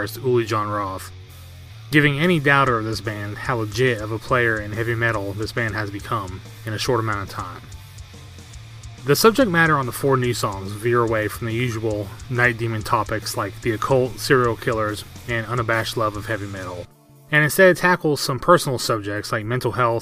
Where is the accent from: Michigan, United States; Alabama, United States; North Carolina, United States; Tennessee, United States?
North Carolina, United States; Asheville; here in my hometown of Asheville, North Carolina